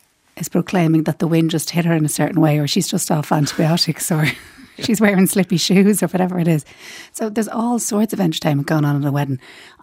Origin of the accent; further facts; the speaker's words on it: Dublin, Leinster, Ireland; I'm from Rathfarnham.